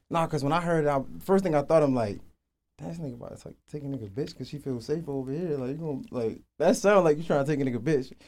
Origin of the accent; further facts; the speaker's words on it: Baltimore, Maryland, United States; moved away; I'm from Baltimore. I moved down here